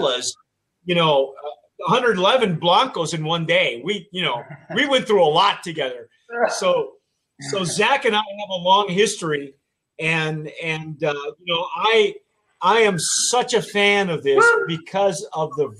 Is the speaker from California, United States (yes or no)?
yes; Baldwin Park, California, United States; I'm from Southern California. I'm wearing a Baldwin Park t-shirt. It's where I grew up.